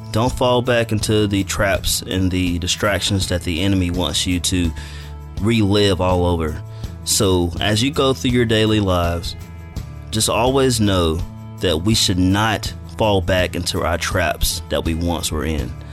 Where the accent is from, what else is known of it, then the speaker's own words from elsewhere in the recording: Madison, Alabama, United States; moved away as an adult; now in Dothan, United States; I'm not from Dothan. I'm from Madison, Alabama, which is North Alabama.